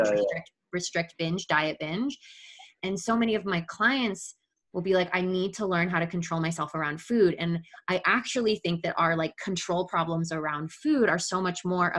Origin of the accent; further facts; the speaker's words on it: Midwest, United States; growing up in the Midwest and, you know, growing up in our Catholic Italian family